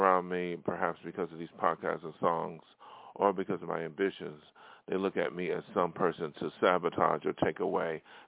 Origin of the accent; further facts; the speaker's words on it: Buffalo, New York, United States; moved away; my hometown of Buffalo